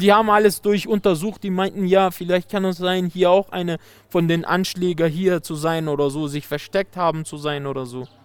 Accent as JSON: {"language": "German", "country": "Afghanistan", "also_born_or_lived": "Germany", "second_language": "German", "said": "mein Land"}